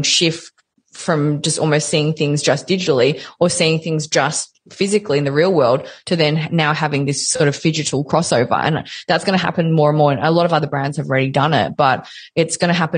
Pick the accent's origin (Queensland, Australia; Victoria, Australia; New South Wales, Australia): Victoria, Australia; Melbourne; I'm from Melbourne